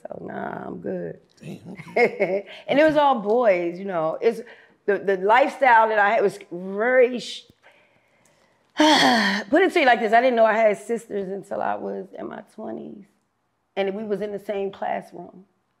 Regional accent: Washington, District of Columbia, United States; I'm from Washington, D.C., Southeast, which would be considered the toughest, roughest part. I never grew up in a projects. I didn't grow up in what you would call considered the hood. I had a pretty good upbringing.

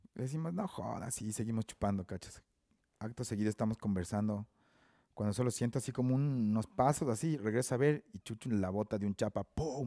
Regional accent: Ambato, Tungurahua, Ecuador; moved away as an adult; now in Quito, Ecuador; nací en Ambato, viví en Ambato hasta como los 25 años, 27 años

